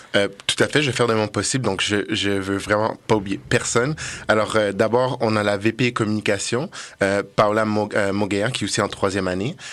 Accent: Montreal, Quebec, Canada; moved away as an adult; now in Quebec City, Canada; je viens de Montréal

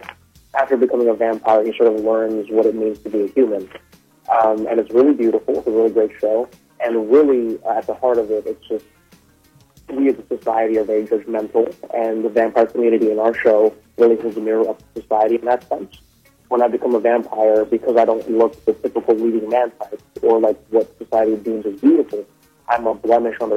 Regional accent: Oahu, Hawaii, United States; moved away as an adult; now in Brooklyn, United States; I grew up in Oahu. I was there my whole life, and I moved away when I was 18.

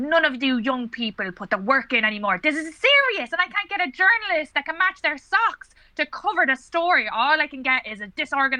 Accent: Dublin, Leinster, Ireland; No, I'm from Dublin. I moved out here for a man 4 months ago, but then the bastard cheated on me.

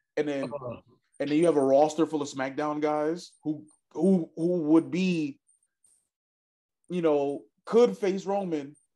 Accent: New York, United States; as a New Yorker

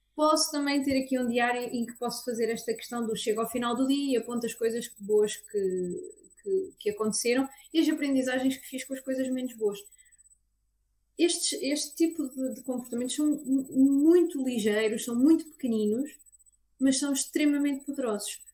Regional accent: Aveiro, Aveiro District, Portugal; eu sou da Aveiro e dou consultas em Aveiro

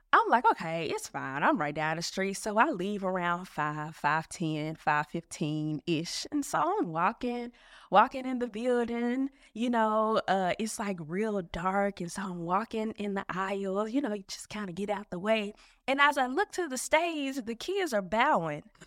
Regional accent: Memphis, Tennessee, United States; also born or lived in Philadelphia; I'm from Memphis. I'm from Memphis. I've, uh, spent one year away from Memphis. That was when I was in the ninth grade

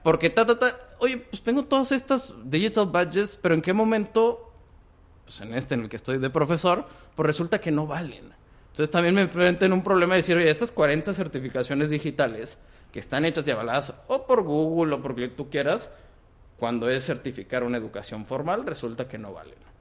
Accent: Monterrey, Nuevo León, Mexico; moved away as an adult; also born or lived in Guatemala / Mexico City; Y aquí en Monterrey estoy prácticamente toda mi vida hasta la prepa

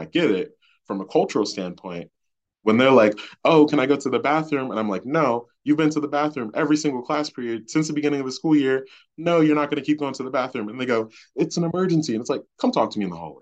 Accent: Baltimore, Maryland, United States; growing up in Baltimore, like the student population looked like me.

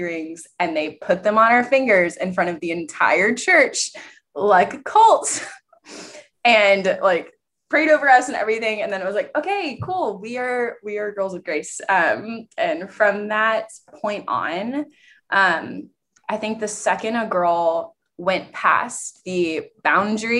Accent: East Texas, United States; I am from East Texas. I grew up in the Methodist Church

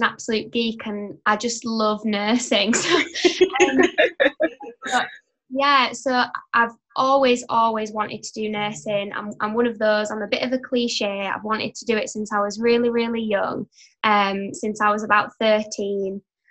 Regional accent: Yorkshire and the Humber, United Kingdom; I'm from up north in West Yorkshire. I am a third year studying children's nursing, and I study in my hometown where I live.

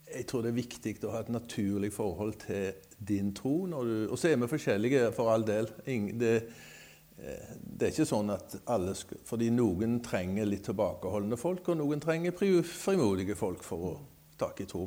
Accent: Skudeneshavn, Rogaland, Norway; also born or lived in Greenland; now in Sotra, Norway; Jeg er født i Skudenes, men har bodd på Sotra faktisk lenger enn jeg har bodd i Skudenes

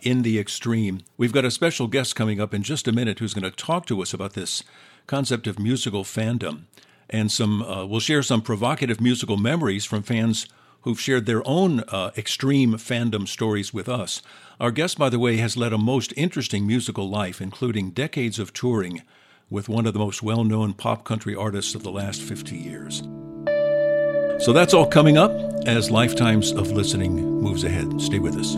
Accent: Jennings, Missouri, United States; we lived and grew up in the same community of Jennings, Missouri

